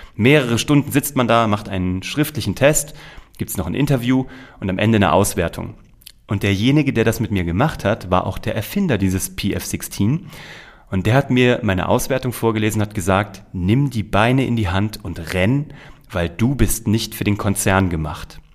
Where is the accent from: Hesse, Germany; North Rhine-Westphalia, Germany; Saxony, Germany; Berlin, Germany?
Hesse, Germany; Kassel; also born or lived in New York; habe während meines Abiturs parallel beim offenen Kanal Kassel, das ist so ein Bürgerfernsehen in Kassel, habe ich meine ersten Kurzfilme produziert, eine kleine Talkshow produziert, alles als Schüler der Oberstufe